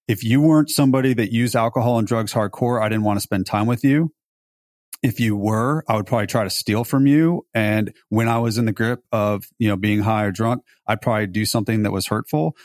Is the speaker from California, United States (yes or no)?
yes; Beverly Hills, California, United States; also born or lived in Los Altos, California / Davis, California; I grew up in Beverly Hills